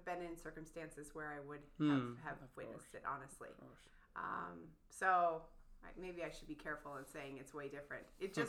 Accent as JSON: {"language": "English", "region": "Colorado", "country": "United States", "tie": "born or raised there", "moved": "as an adult", "lives_now": "Canada"}